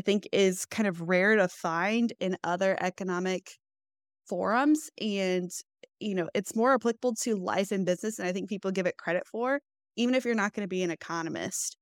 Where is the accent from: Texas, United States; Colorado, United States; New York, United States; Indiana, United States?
Indiana, United States; Fishers; I was born and raised in Fishers, Indiana